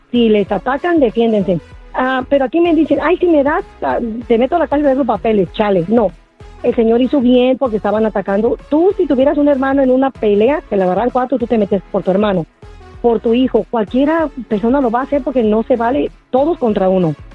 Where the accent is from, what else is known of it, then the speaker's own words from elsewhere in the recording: Jacona, Michoacán, Mexico; estoy de acuerdo porque en Michoacán yo soy de Jacona.